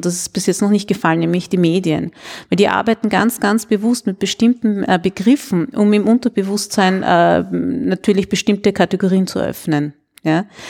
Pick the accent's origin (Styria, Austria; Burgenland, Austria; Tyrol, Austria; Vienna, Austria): Vienna, Austria; Und ich sage dann aus Wien